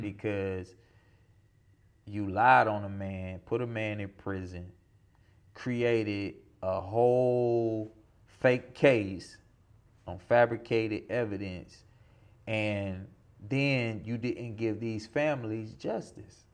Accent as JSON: {"language": "English", "region": "South Georgia", "country": "United States", "tie": "born or raised there", "said": "growing up in South Georgia"}